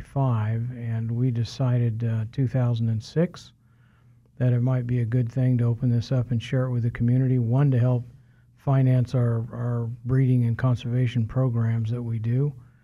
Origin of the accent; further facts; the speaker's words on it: Wichita, Kansas, United States; also born or lived in Norton / El Dorado / Colorado / California; I'm originally from Wichita.